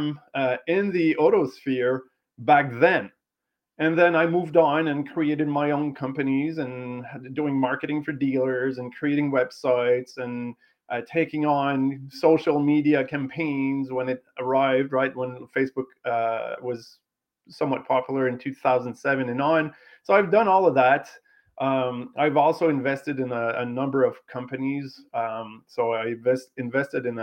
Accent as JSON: {"language": "English", "region": "Quebec", "country": "Canada", "said": "being from Quebec, as you can hear in my accent"}